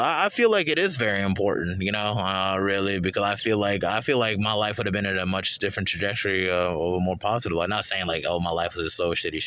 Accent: Charlotte, North Carolina, United States; I'm from Eastside Charlotte

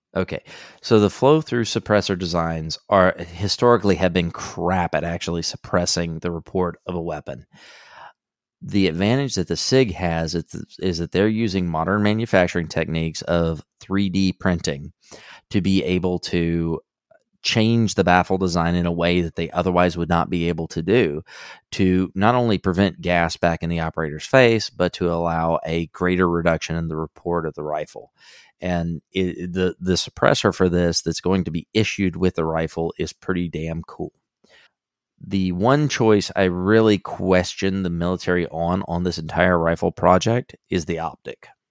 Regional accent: Southeast Texas, United States; I grew up in Southeast Texas

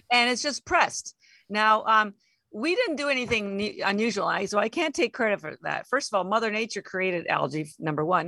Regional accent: Canada; moved away as an adult; now in Boston, United States; And I'm Canadian, although I've lived in Boston 33 years

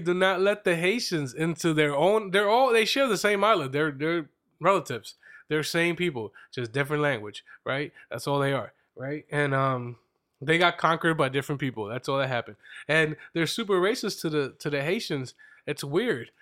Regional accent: Reading, Pennsylvania, United States; I'm from Reading, but I don't rep Reading

